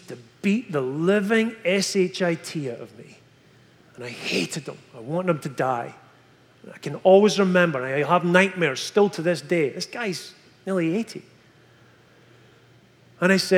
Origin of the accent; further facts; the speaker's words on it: Scotland, United Kingdom; moved away as an adult; from Scotland